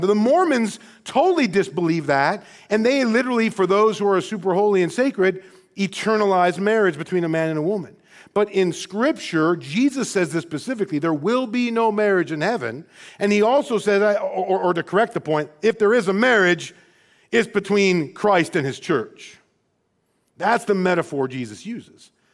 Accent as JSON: {"language": "English", "town": "Rockford", "region": "Illinois", "country": "United States", "tie": "born or raised there", "said": "born and raised in Rockford, Illinois"}